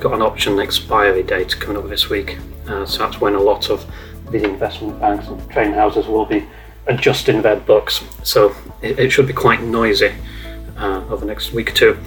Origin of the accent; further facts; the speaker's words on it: Yorkshire and the Humber, United Kingdom; as a Yorkshireman